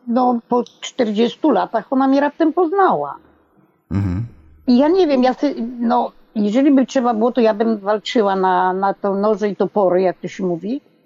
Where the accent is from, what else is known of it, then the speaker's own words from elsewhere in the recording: Poland; moved away; na etapie mojej wsi, bo ja bardzo wcześnie wyjechałam stamtąd